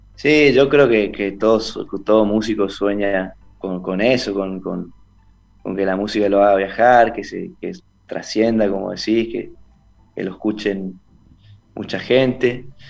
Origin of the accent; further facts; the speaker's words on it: Esquina, Corrientes, Argentina; also born or lived in Buenos Aires; soy de Esquina Corrientes.